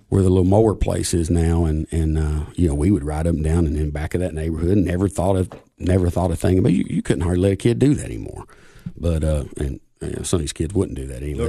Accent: Buffalo Valley, Tennessee, United States; I grew up on Buffalo Valley

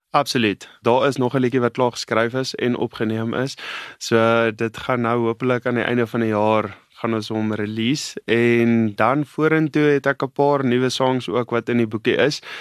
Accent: Namaqualand, Northern Cape, South Africa; ek het groot geword in die Namakoland en dis op die Weskus

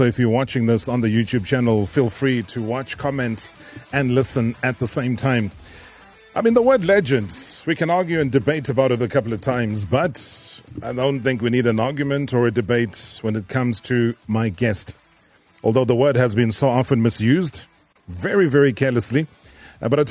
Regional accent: South Africa; She served me as a South African

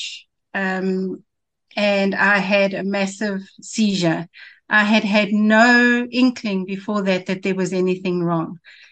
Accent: Johannesburg, Gauteng, South Africa; I was born in Johannesburg. I lived my whole life here in Johannesburg

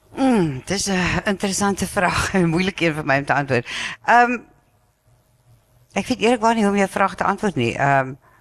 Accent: South Africa; ons is geneig as Suid-Afrikaners

